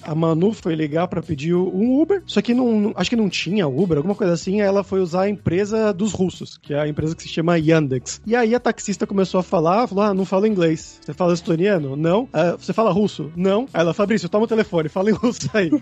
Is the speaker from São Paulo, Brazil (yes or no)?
yes; São Paulo, Brazil; now in Spain; A gente é paulista